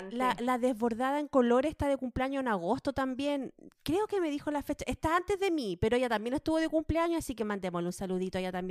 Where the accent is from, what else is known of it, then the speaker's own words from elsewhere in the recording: Chile; moved away; no tengo ningún problema con mi edad, así que puedo, puedo decirlo, cumplí 38 inviernos chilenos, porque acá estamos en verano.